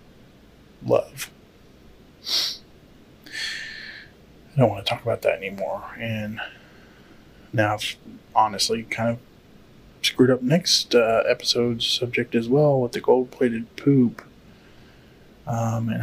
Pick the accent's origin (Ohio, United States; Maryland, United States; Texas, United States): Texas, United States; I grew up in Texas